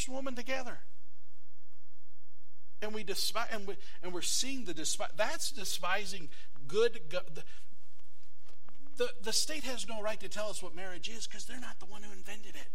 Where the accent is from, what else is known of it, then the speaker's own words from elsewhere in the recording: United States; being an American